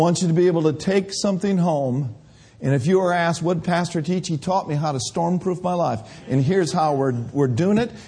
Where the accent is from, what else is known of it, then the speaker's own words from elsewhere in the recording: Minnesota, United States; moved away; I grew up in Minnesota